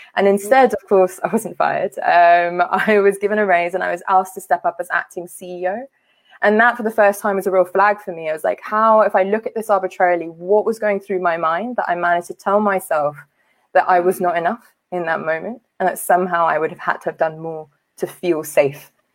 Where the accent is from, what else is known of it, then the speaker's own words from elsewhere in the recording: London, United Kingdom; also born or lived in Liberia; I grew up uh, in a working class South Asian community in West London.